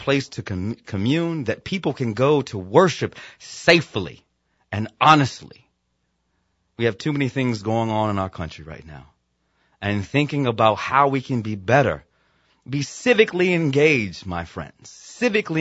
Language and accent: English; Virginia, United States; my home state of Virginia